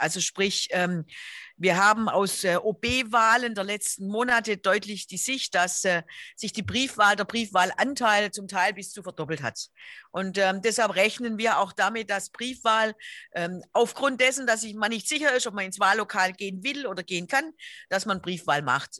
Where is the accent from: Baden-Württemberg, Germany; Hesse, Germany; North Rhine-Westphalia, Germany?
Baden-Württemberg, Germany; Stuttgart; Ich bin ähm, in Stuttgart geboren